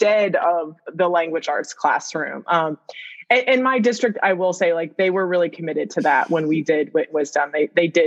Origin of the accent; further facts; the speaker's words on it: Vermont, United States; I'm in from Vermont, you know, so we're weird. We take French instead of Spanish.